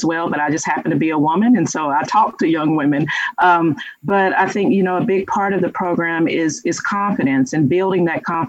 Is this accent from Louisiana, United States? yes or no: yes; Louisiana, United States; moved away; I'm from Louisiana